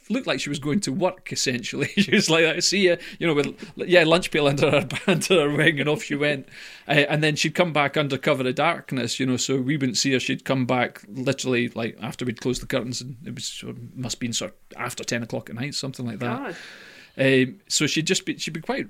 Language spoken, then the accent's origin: English; Scotland, United Kingdom; I'm Scottish